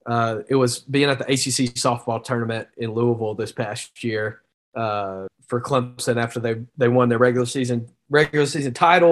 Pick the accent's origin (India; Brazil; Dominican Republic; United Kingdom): Dominican Republic; I'm from DR, man.